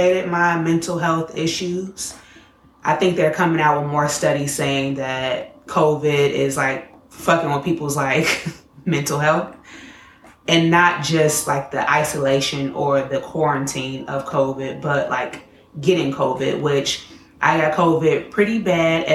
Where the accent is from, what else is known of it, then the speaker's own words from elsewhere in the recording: Chicago, Illinois, United States; I'm from Chicago